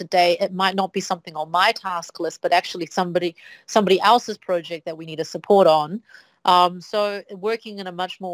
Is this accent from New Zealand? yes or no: yes; New Zealand; moved away as an adult; now in Shanghai, China; I come from New Zealand. New Zealand has, I think, now 5 million people. 4 million was the number when I was a kid